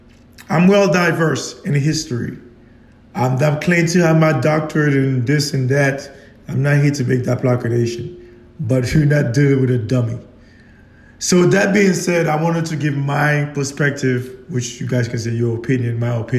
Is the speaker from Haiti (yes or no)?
yes; Haiti; moved away; I left the country 30 years ago, so I haven't been there in 30 years. So it's been a long time. So that being said, it is my country. I was born there. I came from that bloodline. I came from that lineage.